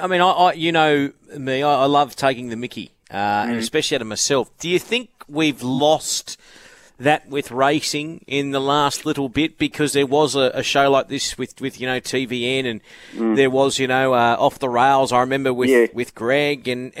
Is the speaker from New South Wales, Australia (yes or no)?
no; Brisbane, Queensland, Australia; moved away; I grew up in Brisbane.